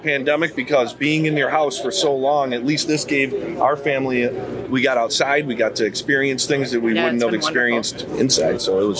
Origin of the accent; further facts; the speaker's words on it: Northeast, United States; We're from the Northeast.